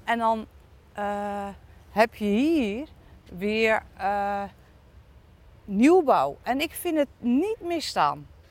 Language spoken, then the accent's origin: Dutch; Dordrecht, South Holland, Netherlands; Ik ben zelf in de Colijnstraat geboren